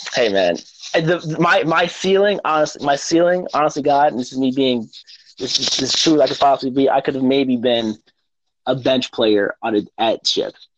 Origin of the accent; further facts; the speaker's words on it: Stroudsburg, Pennsylvania, United States; also born or lived in Newark, New Jersey / Rahway, New Jersey; I was born in Newark, New Jersey, lived in Rahway, New Jersey for a short time, but I was raised and I claim Stroudsburg, Pennsylvania